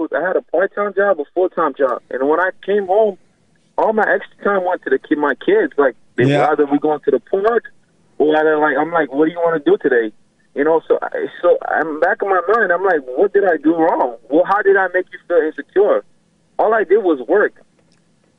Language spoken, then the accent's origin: English; Haiti; also born or lived in Miami, United States; now in Orlando, United States; I was born in Haiti. My parents are from Haiti